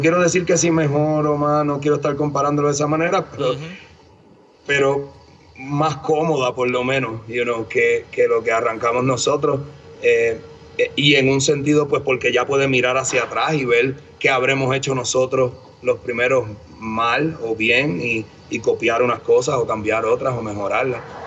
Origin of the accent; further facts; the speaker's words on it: Bayamón, Puerto Rico; moved away as an adult; now in Denver, United States; Habiéndome, habiéndome criado en ciudad, ¿verdad? En Bayamón, toda mi vida